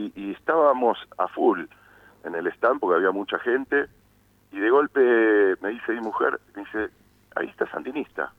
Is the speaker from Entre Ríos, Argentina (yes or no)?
no; San Isidro, Buenos Aires Province, Argentina; moved away as an adult; also born or lived in El Bolsón; now in Bariloche, Argentina; originalmente vengo de Buenos Aires, vengo de la zona norte de San Isidro. este, y en, aquella época, cuando hice mi infancia, hasta los 20 años que viví ahí